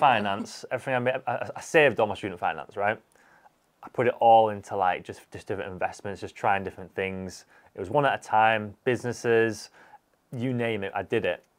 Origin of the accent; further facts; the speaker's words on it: Huddersfield, Yorkshire and the Humber, United Kingdom; from Huddersfield.